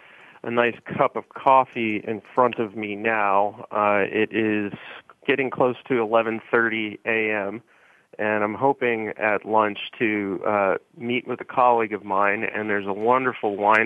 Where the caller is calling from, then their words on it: Philadelphia, Pennsylvania, United States; Yeah, Bonnie, I'm actually in Philadelphia today.